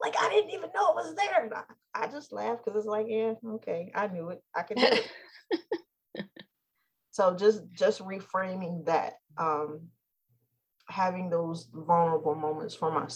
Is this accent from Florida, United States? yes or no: no; New Jersey, United States; We're from New Jersey